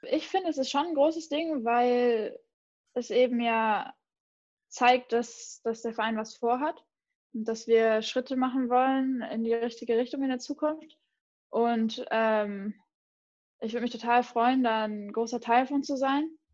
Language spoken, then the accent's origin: German; near Mainz, Rhineland-Palatinate, Germany; ich bin in der Nähe von Mainz aufgewachsen